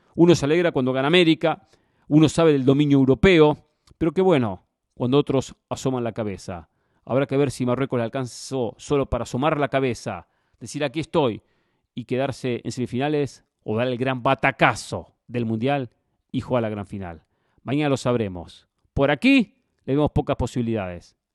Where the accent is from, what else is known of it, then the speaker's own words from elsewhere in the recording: Argentina; como argentino